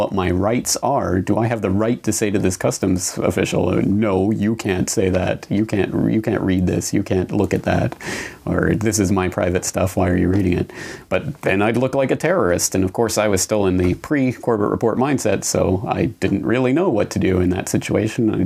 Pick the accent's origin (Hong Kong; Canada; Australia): Canada; moved away as an adult; now in Japan; my home and native land in Canada